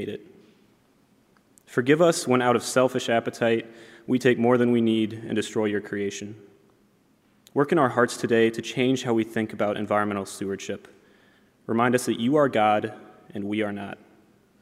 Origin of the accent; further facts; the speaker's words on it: Solon, Ohio, United States; I'm from Solon, Ohio